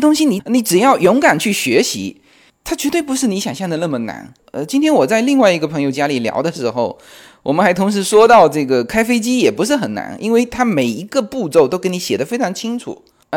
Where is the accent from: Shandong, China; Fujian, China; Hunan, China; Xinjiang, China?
Fujian, China; accent: Fujian; 因为我们附件口音嘛